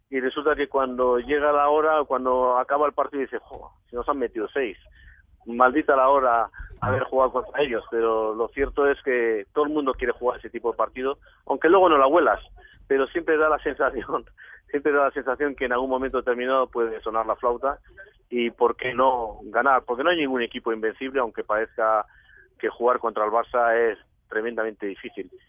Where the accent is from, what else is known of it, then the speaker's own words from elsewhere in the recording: Morocco; born there; yo nací en Marruecos hace mucho tiempo